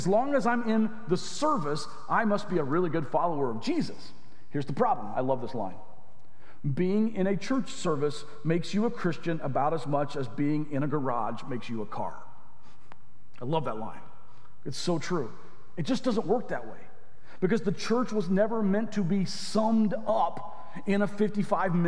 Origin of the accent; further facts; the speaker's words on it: Arkansas, United States; moved away; The church I grew up in Arkansas